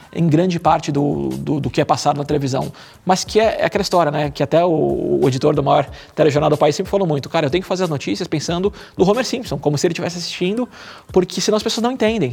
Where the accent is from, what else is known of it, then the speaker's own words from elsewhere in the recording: São Paulo, Brazil; eu sou de São Paulo, minha vida toda acontece aqui